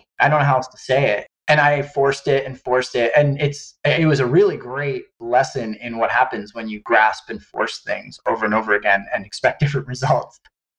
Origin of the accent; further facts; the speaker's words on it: Hawaii, United States; I grew up in Hawaii on the Big Island, and I was always enamored by surfing as a little boy growing up on my dad's sailboat.